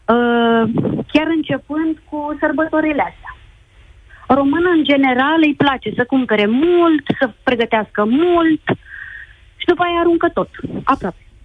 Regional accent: Romania; moved away as an adult; now in Spain; Eu vă sun din Spania. Vorbesc uh, ca și româncă

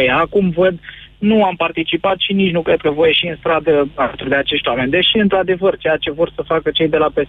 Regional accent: Teleorman County, Romania; now in Bucharest, Romania; Uh, din București, de 11 ani, din Telorman, uh, plecat către București.

